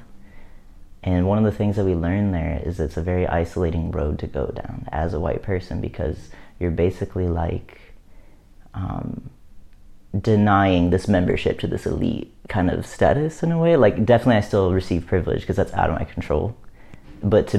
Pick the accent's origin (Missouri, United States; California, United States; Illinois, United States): Missouri, United States; where I live, where I grew up in the Midwest in Missouri